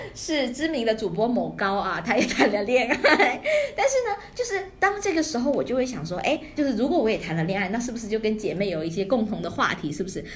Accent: Guangdong, China; moved away as an adult; 我从， 我们那个草散地区来到了省城读书

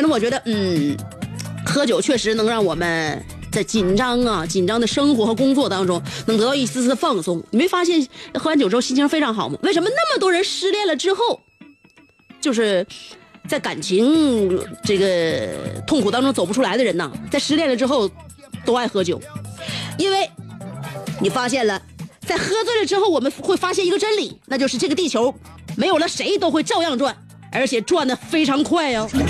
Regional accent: Northeast China, China; accent: Northeastern (Dongbei) dialect; 就像我们东北的家乡话一样

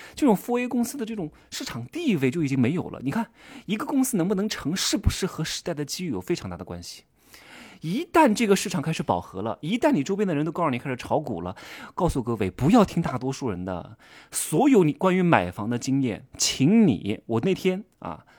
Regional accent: Wuhu, Anhui, China; 我们的家乡安徽五虎

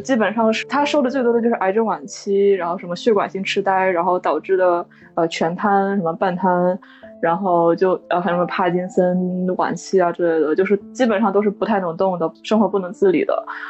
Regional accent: Northeast China, China; 我小的时候在东北长大

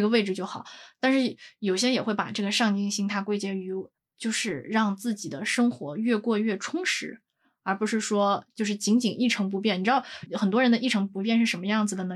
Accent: northern China, China; 我是北方人嘛，身边大部分人其实个子都很高

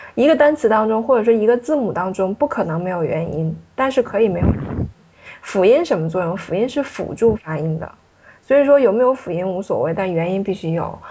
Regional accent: China; 尤其对我们中国人来说是比较有难度的。

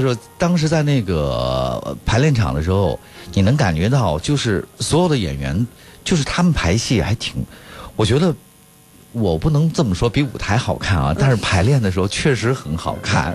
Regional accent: China; 我们中国人

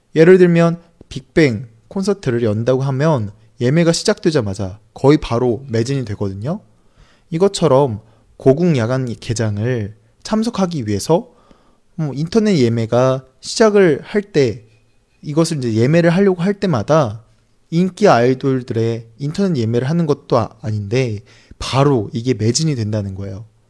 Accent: South Korea; 저는 한국 사람이고

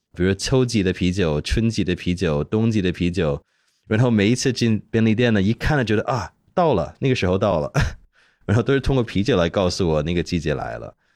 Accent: Hong Kong; 虽然我是香港，生是香港人呢

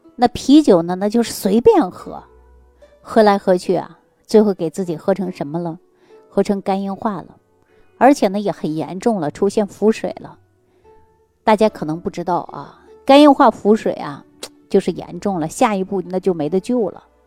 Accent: Northeast China, China; moved away; also born or lived in Shaanxi; 说句我们东北话

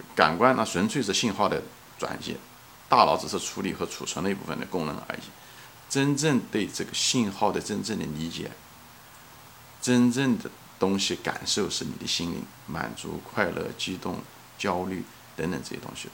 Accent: China; 作为一个中国人

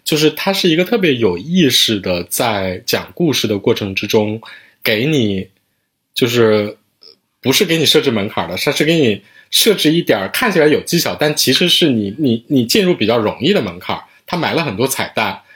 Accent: Northeast China, China; 我作为一个东北人啊

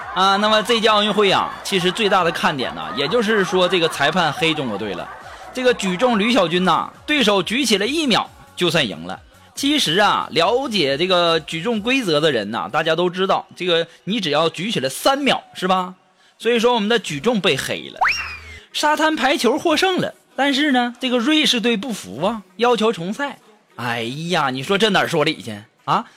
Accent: China; 我们中国人

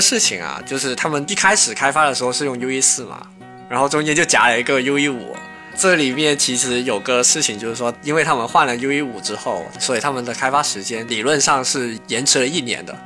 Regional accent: China; 在我们中国人的一个文化里面

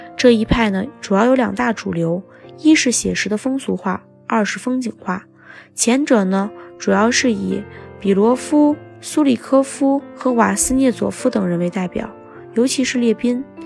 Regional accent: China

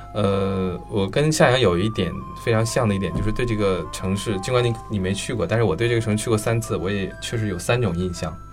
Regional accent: Northeast China, China; 作为一个东北人

